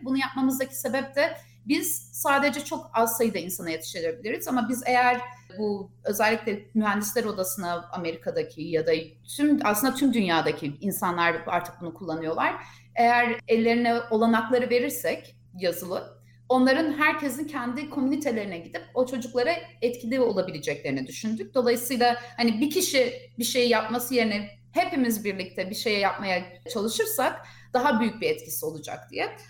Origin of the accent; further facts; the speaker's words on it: Ankara, Turkey; moved away as an adult; now in United States; Ankara doğumluyum. Ankara'da büyüdüm, okula Ankara'ya gittim